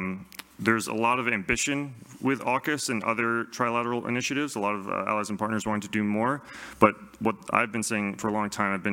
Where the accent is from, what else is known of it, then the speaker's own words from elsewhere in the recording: United States; now in Australia; especially coming from America as an American.